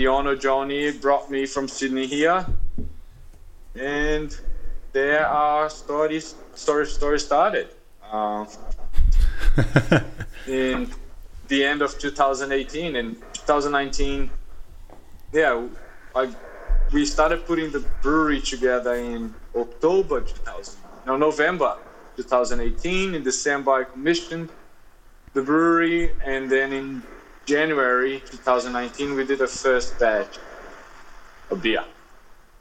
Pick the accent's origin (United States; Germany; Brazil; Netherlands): Brazil; Rio de Janeiro; moved away as an adult; now in Noosa, Australia; Growing up in Rio